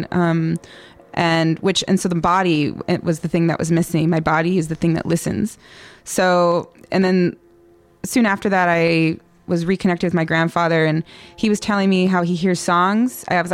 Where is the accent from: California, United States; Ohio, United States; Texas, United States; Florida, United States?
California, United States; I was born in California